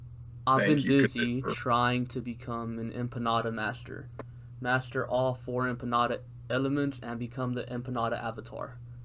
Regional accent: Houston, Texas, United States; I'm from the Houston area

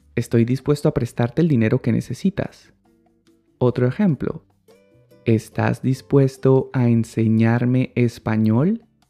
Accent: Colombia; en mi país, Colombia, se usa la forma reflexiva del verbo ganar y decimos

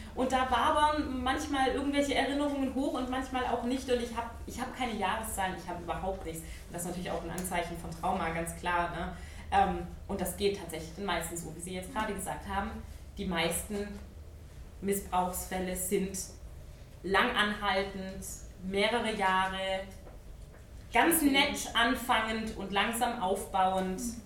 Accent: Ludwigsburg, Baden-Württemberg, Germany; ich bin in Ludwigsburg geboren, das ist bei Stuttgart und auch dort aufgewachsen

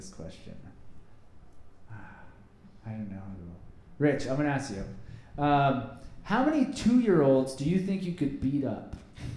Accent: Florida, United States; Growing up in Florida

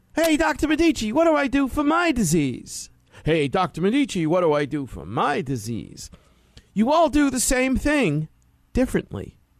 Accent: New York City, New York, United States; growing up in Brooklyn, New York as a kid

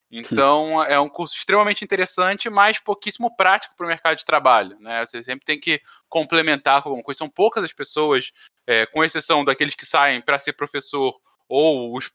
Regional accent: Teresópolis, Rio de Janeiro, Brazil; accent: carioca; also born or lived in São Paulo; Eu, eu nasci em São Paulo, mas eu fiquei mudando entre São Paulo e Rio boa parte da minha infância e juventude e acabei fincando mais raízes desde os 11 anos em Teresópolis, na zona serrana do Rio, daí esse sotaque meio carioca.

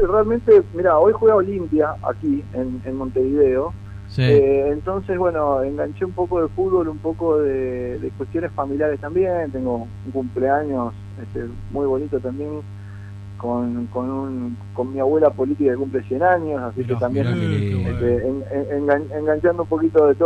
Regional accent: Paraguay; also born or lived in Argentina; Lo que pasa que en brazos me fui para, para Paraguay, es decir, me crié

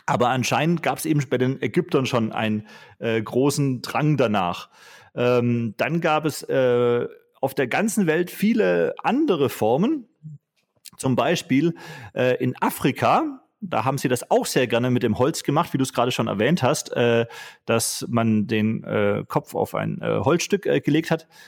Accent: Vorarlberg, Austria; Ich bin ein schwäbischer Vorarlberger.

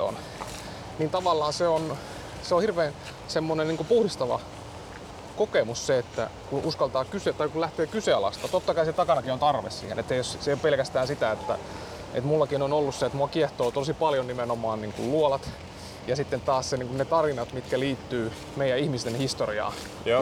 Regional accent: Central Finland, Finland; now in Helsinki, Finland; mä ajoin sitten Keski-Suomeen, mä oon kotoisin sieltä

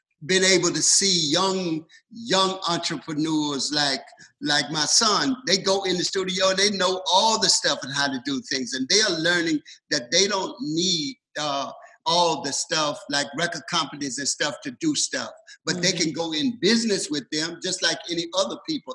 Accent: the rural South, United States; moved away as an adult; now in West Coast, United States; the rural South, and that's where I'm from. But I moved my family from the South to the West Coast

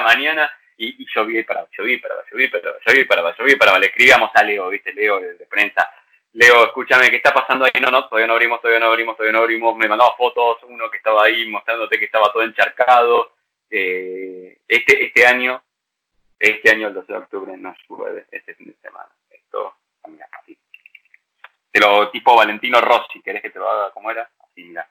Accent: San Isidro, Buenos Aires Province, Argentina; Yo soy nacido en el anterior hospital de San Isidro, no en el actual

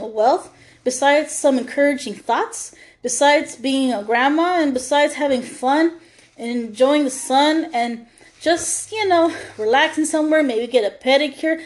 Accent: United States; we were raised differently here in America. Us, women of color

